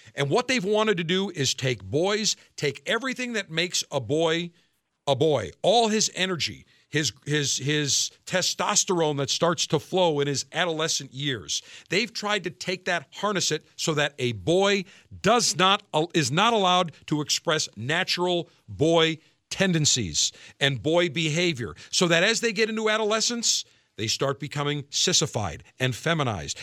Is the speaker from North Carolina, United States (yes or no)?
no; Buffalo, New York, United States; my hometown, Buffalo, New York